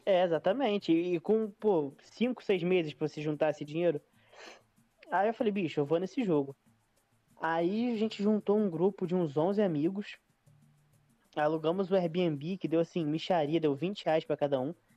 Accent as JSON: {"language": "Portuguese", "country": "Brazil", "said": "eu sou da Brasil"}